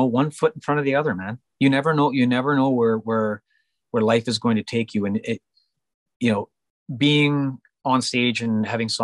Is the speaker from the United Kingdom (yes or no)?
no; Canada; also born or lived in Vancouver, British Columbia; I'm a Canadian based in Vancouver, British Columbia, singing country music